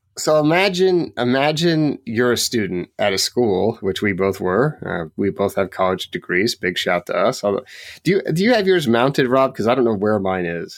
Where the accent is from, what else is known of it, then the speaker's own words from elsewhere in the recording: Oregon, United States; I grew up in Oregon